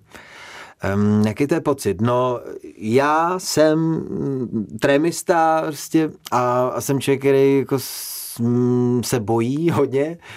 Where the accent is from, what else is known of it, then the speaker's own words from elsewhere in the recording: Frýdek-Místek, Moravian-Silesian Region, Czechia; když jsme vyrůstali ve Frýdku místku